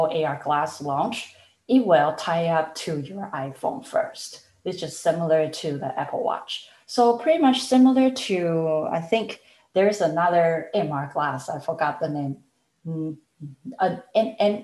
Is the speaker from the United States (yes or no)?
no; Taiwan; moved away; I was born and raised in Taiwan